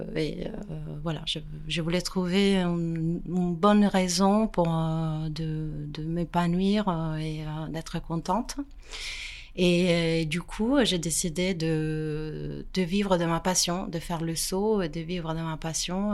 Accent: Pavia, Lombardy, Italy; French is a second language; moved away as an adult; now in France; J'ai grandi en Italie

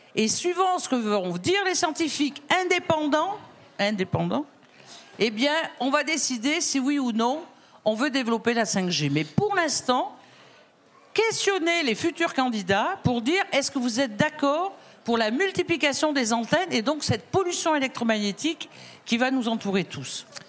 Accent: Drôme, Auvergne-Rhône-Alpes, France; moi je viens de la Drôme

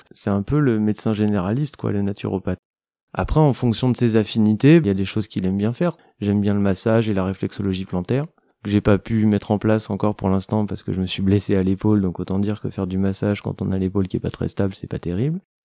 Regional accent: Aveyron, Occitania, France; also born or lived in Paris; now in Marseille, France; je suis originaire de l'Aveyron

